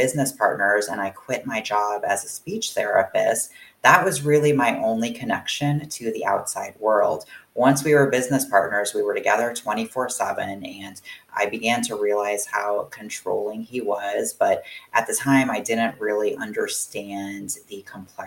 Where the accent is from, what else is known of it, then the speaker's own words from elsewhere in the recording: Florida, United States; moved away; I was born and raised in Florida